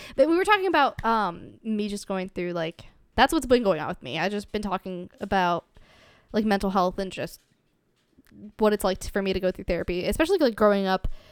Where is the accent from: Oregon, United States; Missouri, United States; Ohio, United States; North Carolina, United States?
Ohio, United States; I grew up in Ohio, so it's a lot smaller town.